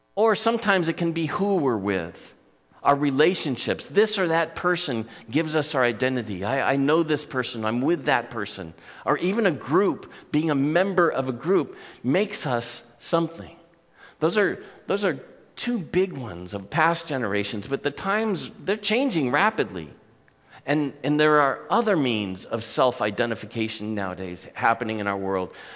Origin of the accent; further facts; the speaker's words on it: Newport Beach, California, United States; Growing up in my hometown